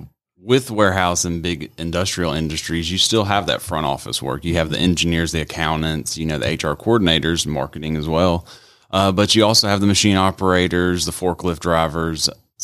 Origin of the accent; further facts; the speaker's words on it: United States; I'm from America, so I know how hot it is.